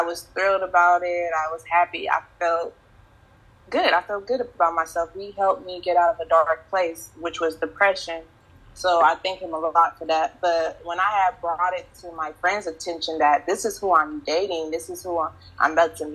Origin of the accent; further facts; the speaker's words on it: the South, United States; that's how I was raised in the South.